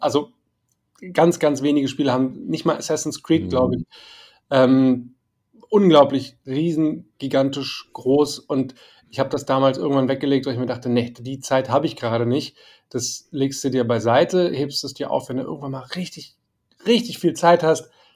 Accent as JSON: {"language": "German", "region": "Berlin", "country": "Germany", "tie": "born or raised there", "said": "als Berliner, als, als Berliner, der im Westteil der Stadt aufgewachsen ist"}